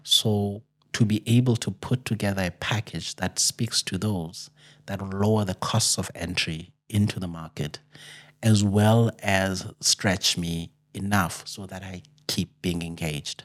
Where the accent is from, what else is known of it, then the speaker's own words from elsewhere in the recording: Amatola Mountains, Eastern Cape, South Africa; I'm actually from the Eastern Cape, uh, up in the Amatola Mountains